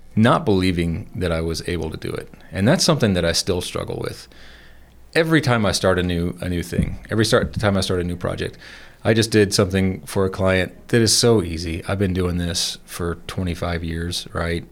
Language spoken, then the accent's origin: English; Atlanta, Georgia, United States; moved away as an adult; also born or lived in Savannah, Georgia; now in Colorado, United States; I grew up in Georgia. I was born in Atlanta. We moved to Savannah when I was thirteen